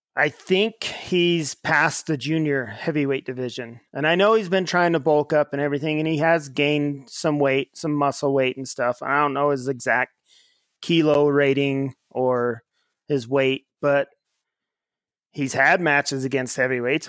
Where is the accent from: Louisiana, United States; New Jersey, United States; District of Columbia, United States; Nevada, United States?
Nevada, United States; Ely; actually grew up in my hometown of Ely, Nevada